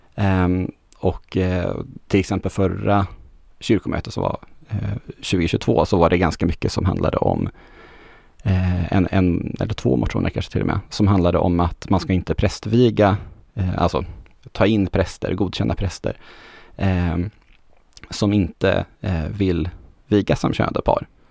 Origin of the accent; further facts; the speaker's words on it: Västernorrland County, Sweden; moved away as an adult; also born or lived in Örnsköldsvik; now in Gothenburg, Sweden; som ångermanlänning som, som jag är, så är jag ju van det, det är ganska mycket frikyrkligt eh, hos, hos oss, får jag väl säga fortfarande oss, även om jag inte har bott där på 12 år